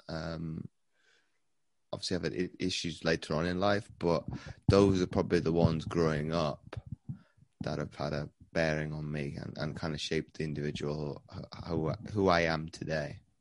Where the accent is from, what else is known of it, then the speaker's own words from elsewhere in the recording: Wales, United Kingdom; I've been growing up in, in Wales